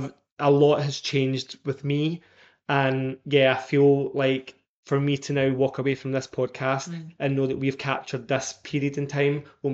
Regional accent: Scotland, United Kingdom; I just love that I came from Scotland and I love that I came from a wee council

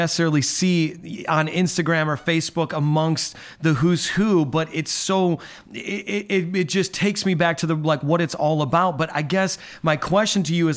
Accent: Midwest, United States; now in New York, United States; I'm a New York City pastor, New York and Long Island, but I'm from the Midwest. I'm not faking anyone out with my accent

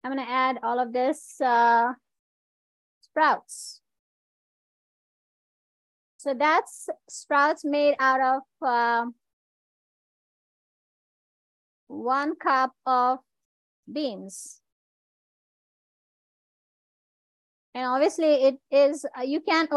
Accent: India; I'm an Indian

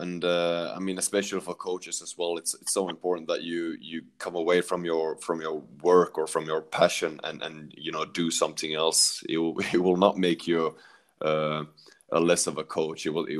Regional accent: Sweden; also born or lived in Netherlands; because I came from Sweden and you know, that was all about organization and structure. So coming to Holland

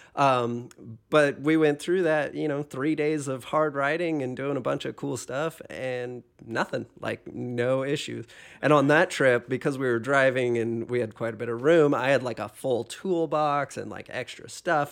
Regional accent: Hawaii, United States; moved away; also born or lived in Pacific Northwest / Illinois; I grew up in Hawaii

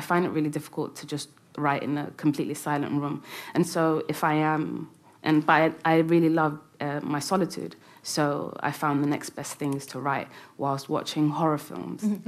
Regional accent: London, United Kingdom; It's where I had my first kiss and where all my friends and you know first heartbreak. Everything happened in London.

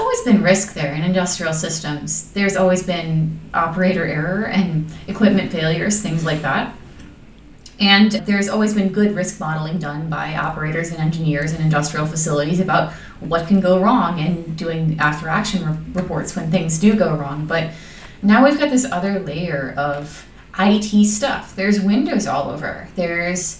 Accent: Chicago, Illinois, United States; I'm from Chicago, Illinois, in the United States

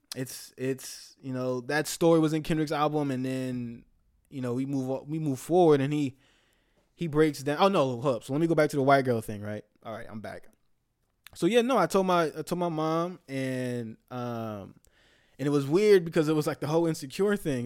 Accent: the Bay Area, California, United States; moved away; I'm from the Bay

